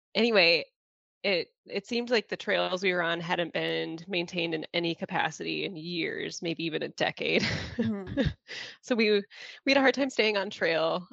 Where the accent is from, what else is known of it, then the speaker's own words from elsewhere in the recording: northern Lower Peninsula, Michigan, United States; now in Upper Peninsula, Michigan, United States; I grew up in the northern lower and spent a significant amount of time in the UP where I reside now